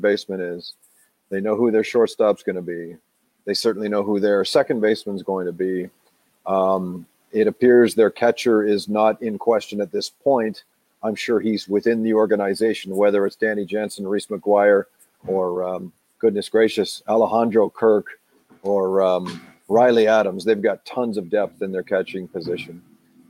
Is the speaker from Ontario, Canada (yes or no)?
yes; Oakville, Ontario, Canada; my hometown of Oakville, Ontario